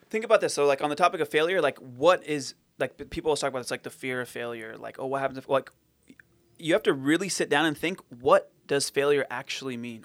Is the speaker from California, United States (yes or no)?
yes; Fountain Valley, California, United States; I was born and raised in Fountain Valley